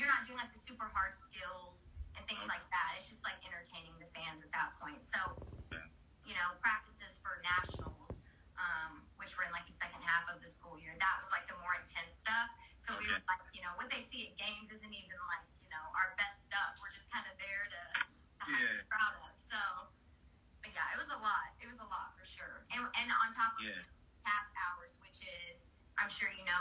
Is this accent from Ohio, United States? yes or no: no; Southern Indiana, United States; I'm from Southern Indiana, so everyone that I know usually from a high school like goes to IU